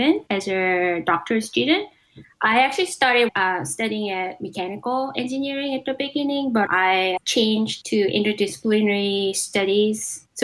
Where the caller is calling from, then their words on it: Palo Alto, California, United States; I'm calling from Palo Alto.